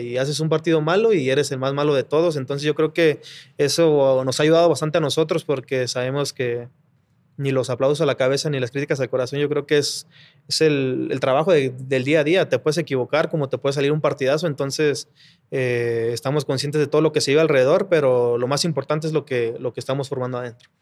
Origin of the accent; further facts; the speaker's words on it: Mexico City, Mexico; como yo soy aquí de Ciudad de México, mi familia siempre ha trabajado en Tepito, de que ha vendido ropa y todo ese rollo. Yo pues crecí también en Tepito jugando